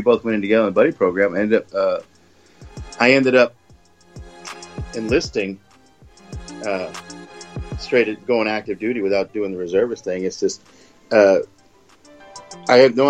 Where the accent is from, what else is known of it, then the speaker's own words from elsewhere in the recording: El Paso, Texas, United States; moved away as an adult; I was born and raised in El Paso.